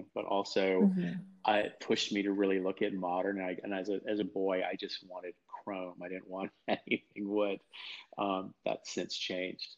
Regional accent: Norwalk, Connecticut, United States; I grew up in Connecticut. I grew up in a town called East Norwalk

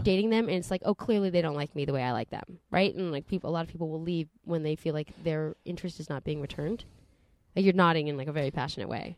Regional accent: Santa Monica, California, United States; Growing up in Santa Monica

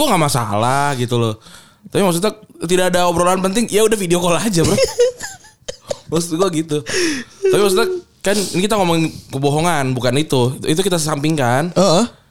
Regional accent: Kuningan, West Java, Indonesia; moved away; dari daerah, eh, kampung gua, dari Kuningan

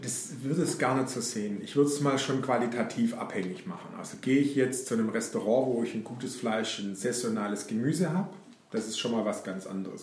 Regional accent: Black Forest, Baden-Württemberg, Germany; bei uns im Schwarzwald

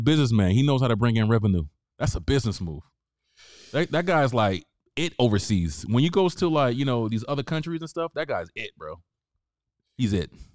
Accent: the South, United States; I'm from the South

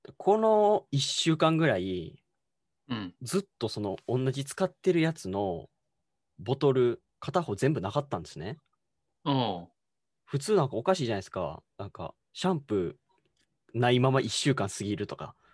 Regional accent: Osaka, Japan; 大阪で生まれ育った

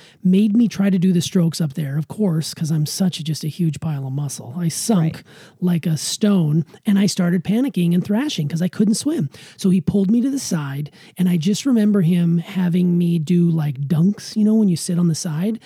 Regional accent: Montana, United States; I grew up in Montana

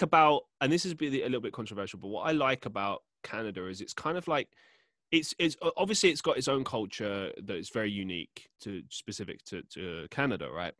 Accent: London, United Kingdom; moved away as an adult; now in Manchester, United Kingdom; I grew up in London

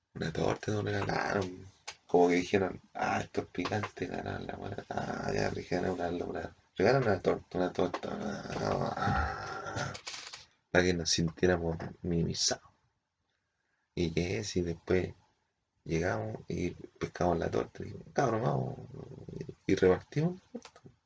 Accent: Easter Island, Valparaíso, Chile; venimos del Isla de Pascua

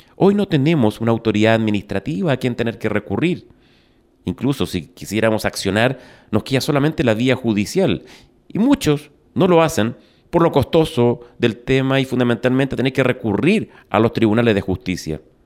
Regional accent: Chile

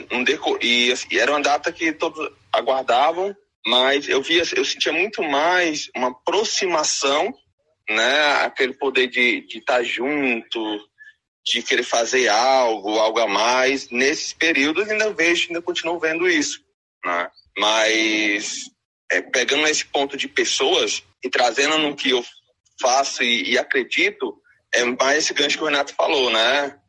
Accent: Ceará, Brazil; eu sou aqui do Nordeste, né, no Ceará

